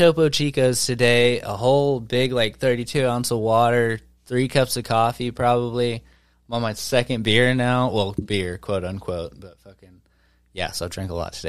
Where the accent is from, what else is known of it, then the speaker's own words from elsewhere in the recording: southwest Arkansas, United States; moved away; I grew up in, like, southwest Arkansas.